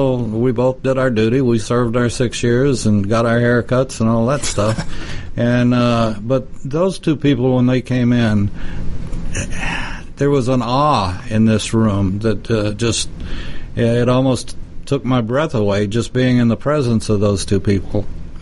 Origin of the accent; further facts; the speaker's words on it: Texas, United States; My home state.